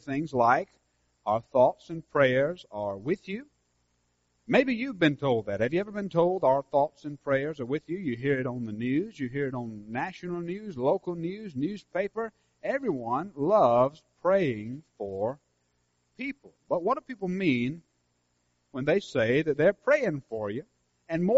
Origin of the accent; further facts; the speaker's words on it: Senoia, Georgia, United States; my hometown